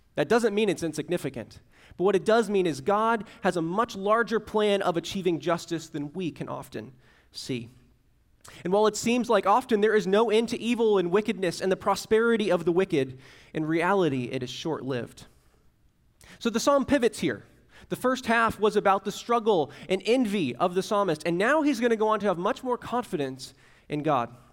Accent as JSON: {"language": "English", "region": "Central Florida", "country": "United States", "tie": "born or raised there", "moved": "yes", "lives_now": "Tallahassee, United States", "said": "I grew up in Central Florida where, like, a Category One was something you went to the beach for"}